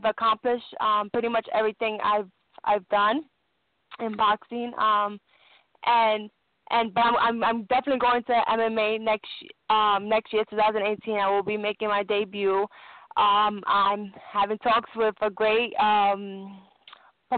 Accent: New York City, New York, United States; born or raised there

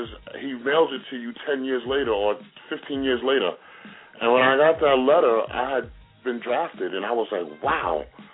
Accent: Brentwood, New York, United States; moved away as an adult; also born or lived in Atlanta, Georgia / Green Bay, Wisconsin; I'm from Brentwood

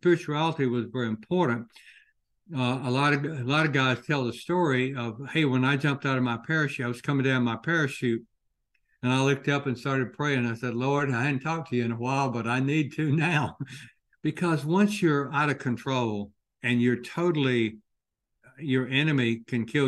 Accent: Commerce, Georgia, United States; moved away; going home to my hometown of Commerce, Georgia

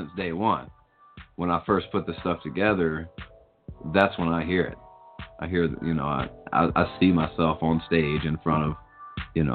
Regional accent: the South, United States; I grew up listening to it because I grew up in the South

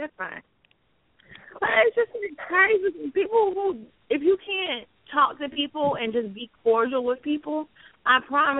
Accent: North Carolina, United States; people always ask me where I'm from because of my accent. And I'm like, oh, I'm from North Carolina, you know.

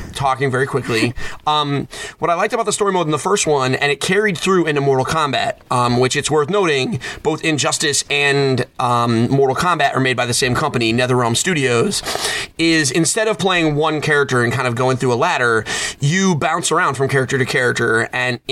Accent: Connecticut, United States; I'm from Connecticut

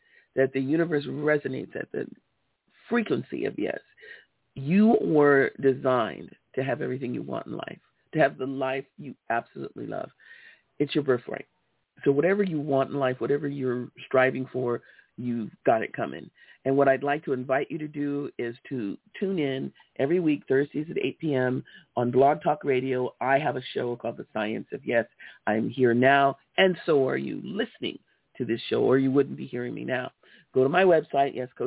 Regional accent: Los Angeles, California, United States; I grew up in Los Angeles, California, in South Central LA, on 56 and Hoover

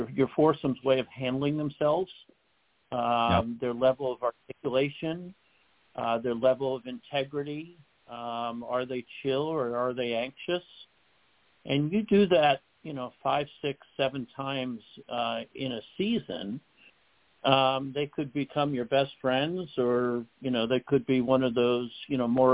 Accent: New York City, New York, United States; I grew up in the Northeast. And in the Northeast, especially in New York City where I was

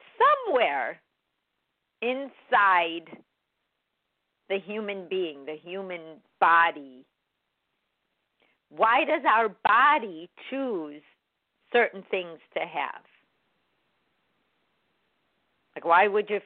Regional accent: Chicago, Illinois, United States; moved away; I'm from Chicago

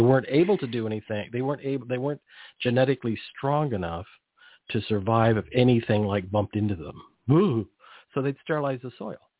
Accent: near the Salinas Valley, California, United States; I grew up near the Salinas Valley

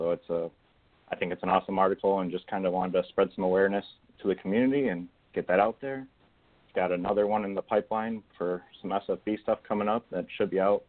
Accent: Northern Illinois, United States; I'm from Northern Illinois.

